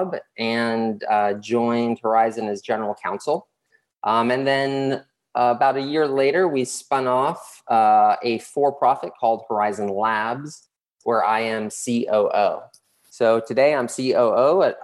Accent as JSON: {"language": "English", "town": "Los Angeles", "region": "California", "country": "United States", "tie": "born or raised there", "also_born_or_lived": "Uruguay", "moved": "as an adult", "lives_now": "Panama City, Panama", "said": "I grew up in Los Angeles"}